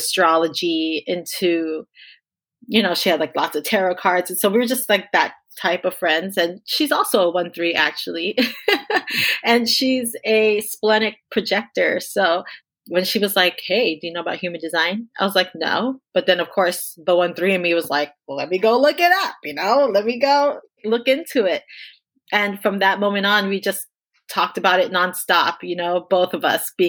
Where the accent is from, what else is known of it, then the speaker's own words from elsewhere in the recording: Miami, Florida, United States; I was born in Miami, Florida. My parents are both immigrants from Jamaica, so they moved here as adults. And so I'm first generation American living in Miami, which is, let's face it, it's not America. It's not like the rest of the United States, right? It's almost like its own little island. So lots of island people. there. That's where I grew up